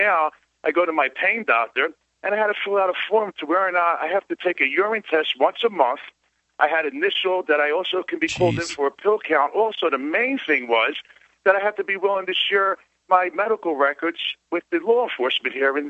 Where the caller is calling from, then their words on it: Sarasota, Florida, United States; Yes, I'm calling from Sarasota, Florida